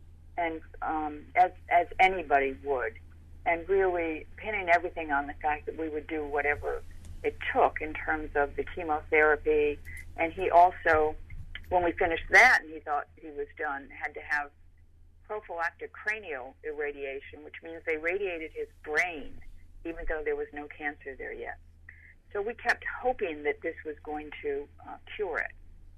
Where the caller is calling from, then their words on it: Connecticut, United States; I'm calling from Connecticut.